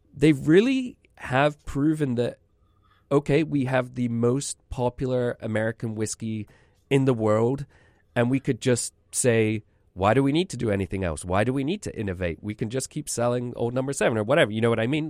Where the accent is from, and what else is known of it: Scotland, United Kingdom; moved away